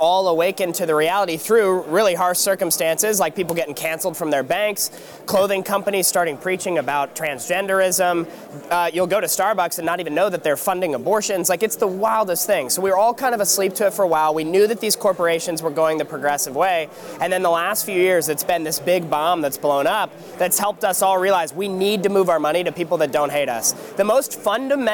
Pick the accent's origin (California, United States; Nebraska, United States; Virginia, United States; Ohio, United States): California, United States; I'm from California